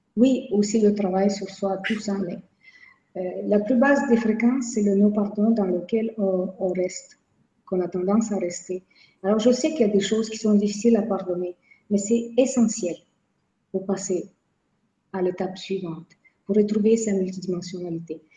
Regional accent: Quebec, Canada; je viens de Québec.

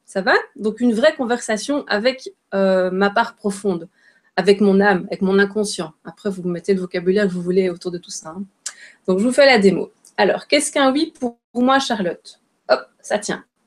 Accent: Belgium; je suis belge

